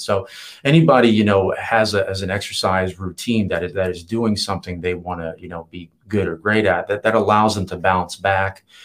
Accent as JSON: {"language": "English", "region": "Virginia", "country": "United States", "tie": "born or raised there", "also_born_or_lived": "Los Angeles", "moved": "as an adult", "lives_now": "San Diego, United States", "said": "leave my hometown. I had to to get out of of Virginia"}